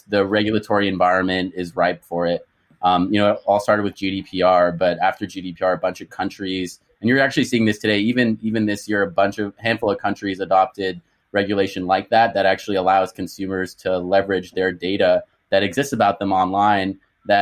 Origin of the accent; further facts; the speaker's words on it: Canada; moved away as an adult; also born or lived in Boston; I'm Canadian, was born and raised in Canada